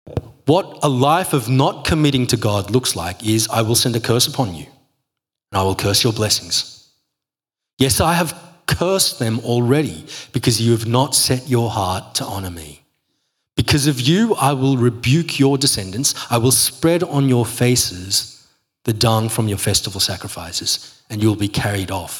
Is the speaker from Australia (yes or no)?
yes; Australia; I'm Aussie